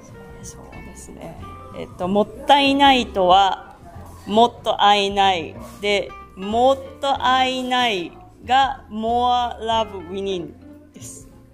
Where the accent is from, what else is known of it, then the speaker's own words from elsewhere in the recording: Susono, Shizuoka, Japan; moved away as an adult; also born or lived in Netherlands; 今日はあの私のまあ生まれ育った静岡県裾野市にいます